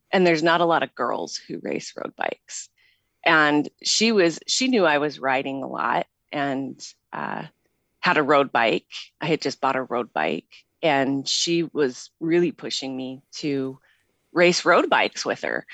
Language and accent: English; Pocatello, Idaho, United States; moved away as an adult; also born or lived in San Francisco, California / Salt Lake City, Utah; now in Utah, United States; I'm originally from Pocatello, Idaho